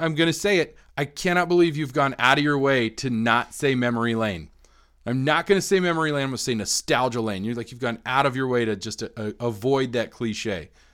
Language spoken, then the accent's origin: English; Colorado, United States; kids growing up in Colorado in the eighties and nineties.